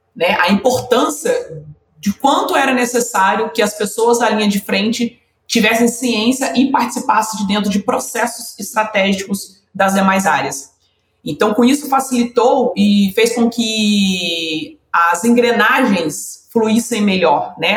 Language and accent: Portuguese; Rio de Janeiro, Brazil; eu sou aqui do Rio de Janeiro, né? Eu sou carioca